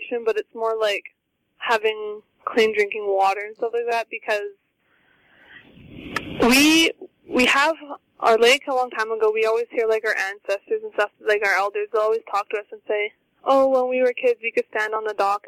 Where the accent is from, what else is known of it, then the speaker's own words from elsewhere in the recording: Shoal Lake 39, Ontario, Canada; I'm from Shoal Lake 39